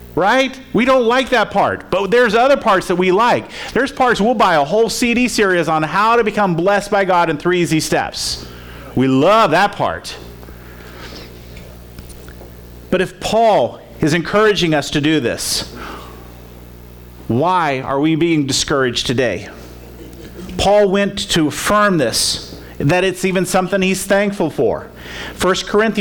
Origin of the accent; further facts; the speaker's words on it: Florida, United States; I grew up in Florida. I grew up around water